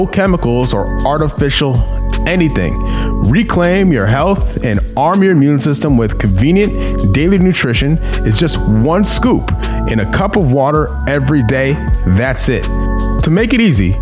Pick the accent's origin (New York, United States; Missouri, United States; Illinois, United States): Missouri, United States; St. Louis; moved away as an adult; now in Charlotte, United States; I'm from St. Louis originally. I've been in Charlotte for almost 6 years, 7 years.